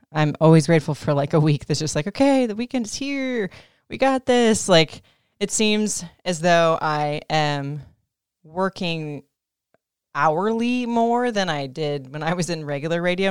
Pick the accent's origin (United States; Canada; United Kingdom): United States; Florida; I grew up in Florida